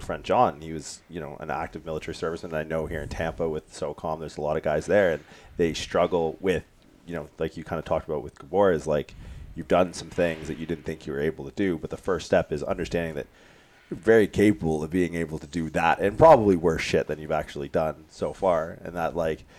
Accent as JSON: {"language": "English", "town": "Windsor", "region": "Ontario", "country": "Canada", "tie": "born or raised there", "also_born_or_lived": "California", "moved": "yes", "said": "growing up in Windsor"}